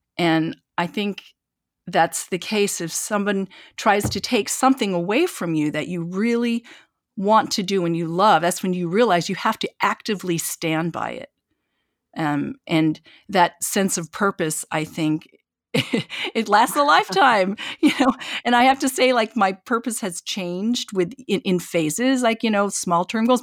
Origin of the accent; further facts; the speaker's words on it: eastern Washington, United States; also born or lived in Korea; now in New York, United States; my family moved to this small town in eastern Washington. And, you know, I grew up in wheat fields